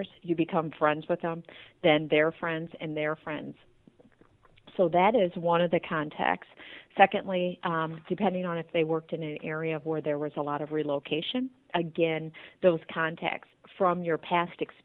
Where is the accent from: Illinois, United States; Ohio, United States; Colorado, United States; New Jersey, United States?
Ohio, United States; Tiffin; moved away as an adult; also born or lived in California; now in Toledo, United States; we're from Tiffin, Ohio originally